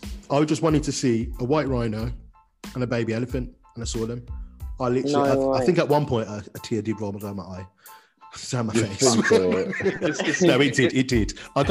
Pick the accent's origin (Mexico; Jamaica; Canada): Jamaica; Like, being Jamaican and that, I should technically, but I don't like oxtail.